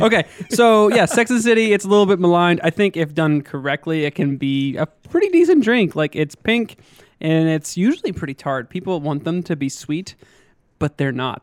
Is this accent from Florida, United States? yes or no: no; western Pennsylvania, United States; moved away as an adult; now in Augusta, United States; I grew up in Pennsylvania, uh, small town kid, kind of on the western side of the, of the state. Not quite Pittsburgh